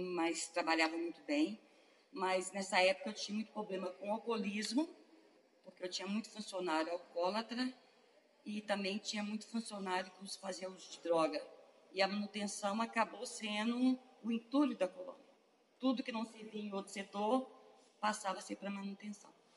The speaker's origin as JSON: {"language": "Portuguese", "town": "Betim", "region": "Minas Gerais", "country": "Brazil", "tie": "born or raised there", "said": "eles retornaram para Citolândia, onde eu nasci em 21 de 2 de 66. Desde então, eu fui criada aqui na comunidade"}